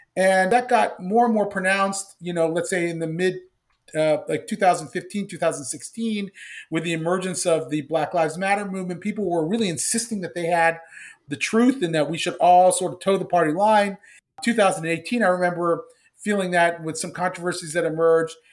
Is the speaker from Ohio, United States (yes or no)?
yes; Columbus, Ohio, United States; I grew up in Columbus, Ohio to, in, in, uh, immigrant family